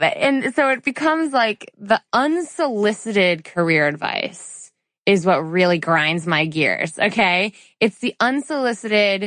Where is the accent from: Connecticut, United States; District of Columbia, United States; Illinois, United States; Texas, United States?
Connecticut, United States; suburban; We go to Chili's in suburban Connecticut, where we're from, right? Where I was born and raised